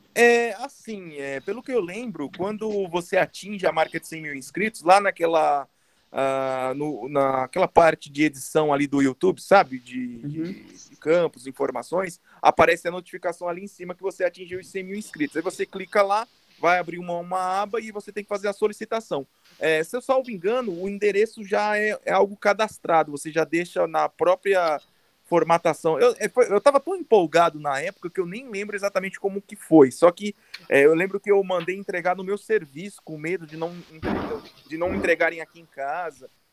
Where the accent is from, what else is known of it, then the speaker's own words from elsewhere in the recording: Paraíba, Brazil; also born or lived in São Paulo; now in Guarulhos, Brazil; eu sou nascido em São Paulo, mas eu sou criado na Paraíba, minha família toda é de lá